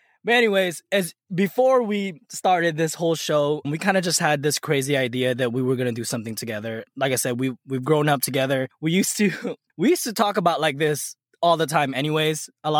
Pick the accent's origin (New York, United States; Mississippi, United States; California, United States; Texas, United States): California, United States; National City; moved away as an adult; also born or lived in Philippines; now in Dallas, United States; Like I said, born and raised in San Diego. Oh, I wasn't born in San Diego. I was born in the Philippines, raised in San Diego, California, more specifically Nasty City. I left there about 2013, joined the Air Force.